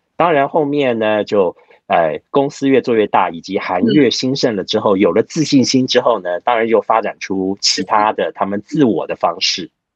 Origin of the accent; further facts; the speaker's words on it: Taiwan; 因为我们台湾人啊